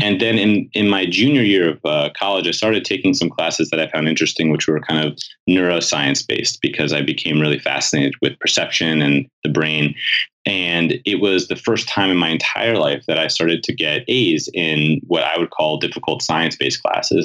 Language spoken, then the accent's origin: English; New York City, New York, United States; I grew up in New York City.